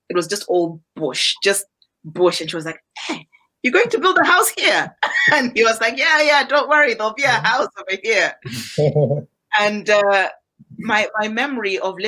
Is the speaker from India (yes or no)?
no; Malawi; I was born in Malawi.